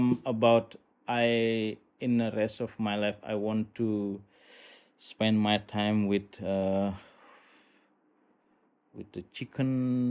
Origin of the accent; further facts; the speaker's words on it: Buduk, Bali, Indonesia; I'm from Buduk